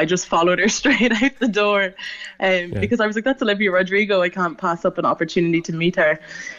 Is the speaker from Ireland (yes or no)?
yes; Dublin, Leinster, Ireland; I'm down from Dublin.